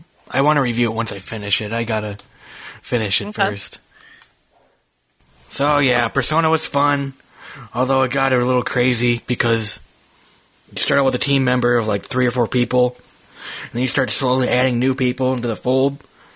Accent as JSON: {"language": "English", "region": "Minnesota", "country": "United States", "lives_now": "Charlotte, United States", "said": "And it's so funny. I'm from Minnesota. So I'm used to this."}